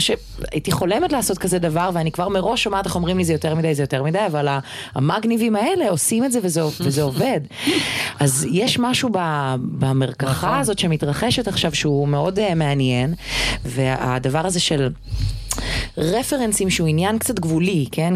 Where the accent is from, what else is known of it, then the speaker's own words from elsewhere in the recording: Israel; הגענו לארץ ישראל, לא הייתה כל כך שפה. אני, בגלל שהייתי בת שלוש